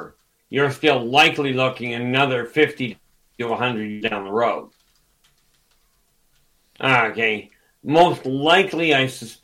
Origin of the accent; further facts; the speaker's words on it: Canada; Dave and I are Canadian.